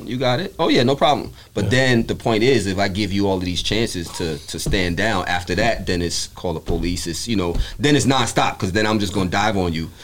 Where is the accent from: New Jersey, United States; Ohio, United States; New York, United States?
New York, United States; New York City; moved away as an adult; also born or lived in Brooklyn; now in Charlotte, United States; I was born born in Brooklyn, raised in the Bronx. Um, I moved out of New York about four years, so I live in uh, Charlotte, North Carolina now